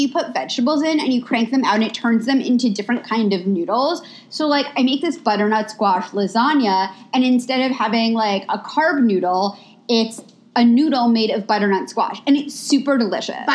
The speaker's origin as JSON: {"language": "English", "region": "New York", "country": "United States", "moved": "as an adult", "lives_now": "Los Angeles, United States", "said": "We're both we're both from New York. We've I lived in LA. um, we've both been living in LA for many years now."}